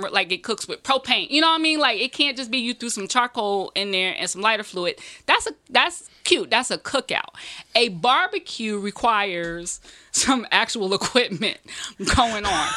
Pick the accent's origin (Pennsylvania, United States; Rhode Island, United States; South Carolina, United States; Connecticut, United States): South Carolina, United States; Greenville; now in New York, United States; I'm technically from New York. I was born in New York, but I grew up in Greenville, South Carolina.